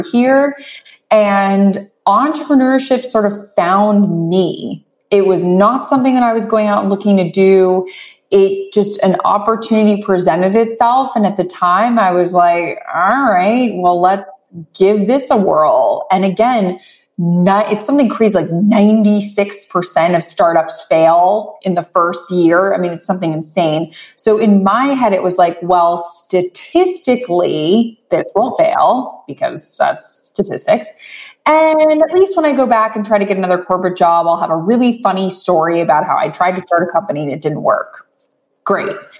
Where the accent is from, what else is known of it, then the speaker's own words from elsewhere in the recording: West Palm Beach, Florida, United States; I grew up in West Palm Beach, Florida